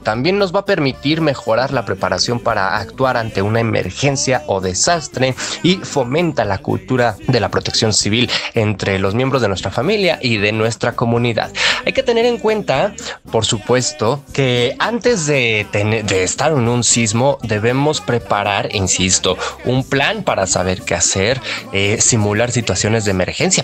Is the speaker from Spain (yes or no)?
no; Mexico; quienes somos mexicanos